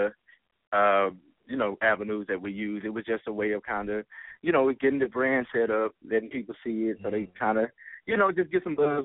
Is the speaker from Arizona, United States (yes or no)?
no; Dallas, Texas, United States; I'm from Dallas, Texas